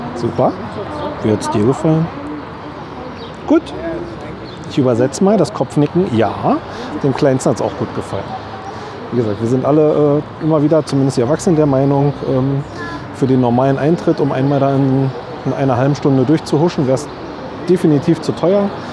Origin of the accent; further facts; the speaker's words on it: Berlin, Germany; für uns als ähm, Berliner Eingeborene